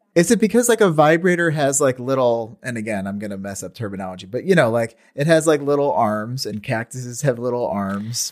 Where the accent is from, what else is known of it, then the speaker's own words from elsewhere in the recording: Marcellus, United States; in my hometown, Rock and Bowl on the weekends